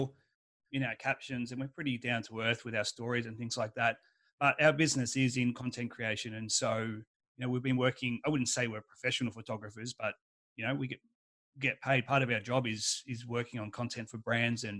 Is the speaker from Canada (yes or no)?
no; Melbourne, Victoria, Australia; moved away; I'm from Melbourne, Australia